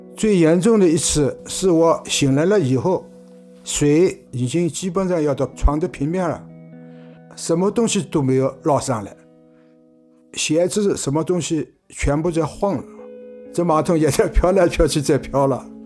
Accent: Hangzhou, Zhejiang, China; 一九四九年五月生。反正我是出生在水仙弄这块土地上的

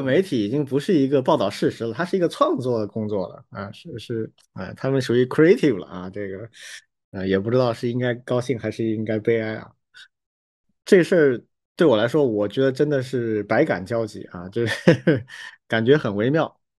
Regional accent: Wuhan, Hubei, China; first language Chinese; 我是武汉人啊，我武大的

